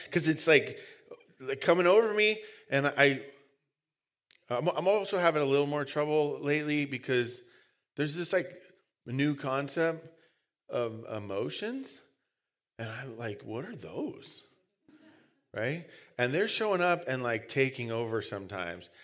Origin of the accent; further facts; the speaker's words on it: United States; We're lazy English Americans